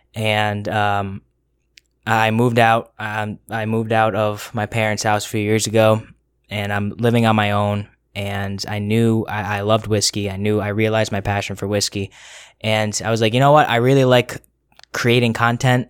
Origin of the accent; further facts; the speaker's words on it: Connecticut, United States; moved away as an adult; now in Rhode Island, United States; I am born and raised in Connecticut